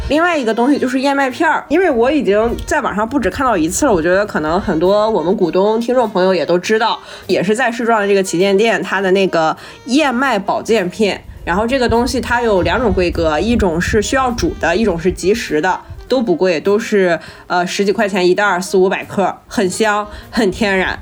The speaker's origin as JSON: {"language": "Chinese", "region": "Shandong", "country": "China", "tie": "born or raised there", "said": "我的家乡"}